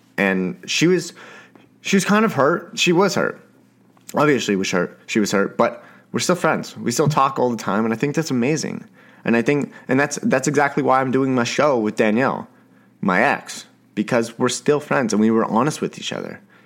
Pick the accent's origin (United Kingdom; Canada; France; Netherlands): Canada; I am a Canadian, Canadian boy